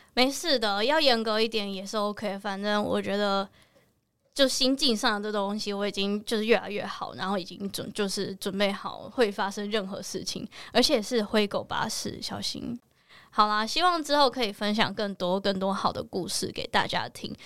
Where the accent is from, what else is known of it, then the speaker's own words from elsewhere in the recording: Taiwan; 我是在台湾长大的台湾人，我不是在美国长大的亚洲人